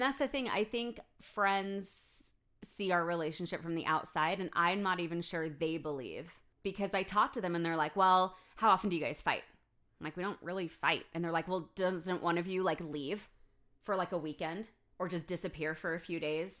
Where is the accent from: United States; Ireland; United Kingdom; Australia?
United States; if I lived in a different country as an American